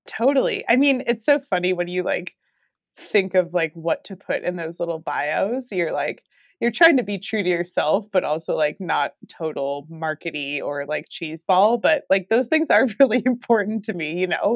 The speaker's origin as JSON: {"language": "English", "region": "New Mexico", "country": "United States", "tie": "born or raised there", "moved": "yes", "lives_now": "Durango, United States", "said": "where I grew up in New Mexico"}